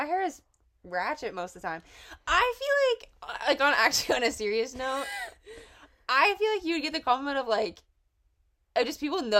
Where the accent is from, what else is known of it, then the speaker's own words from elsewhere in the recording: Oklahoma, United States; also born or lived in Kansas; now in Missouri, United States; Grew up in Oklahoma, moved to Kansas for 2 years, and am now in Missouri.